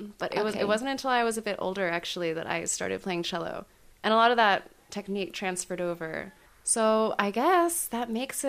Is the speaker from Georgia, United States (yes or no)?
no; Washington, District of Columbia, United States; moved away as an adult; also born or lived in Bloomington, Indiana / Cincinnati, Ohio; now in Barcelona, Spain; I'm originally from Washington, D.C., and I went to university at Indiana University in Bloomington, Indiana.